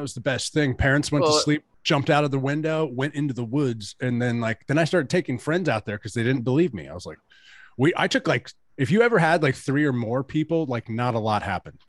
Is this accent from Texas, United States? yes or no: yes; Katy, Texas, United States; growing up in Katy